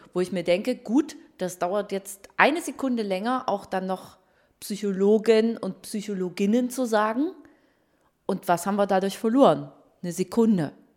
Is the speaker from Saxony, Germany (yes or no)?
yes; Waldheim, Saxony, Germany; Ich bin Journalistin, äh, geboren in Waldheim in Sachsen.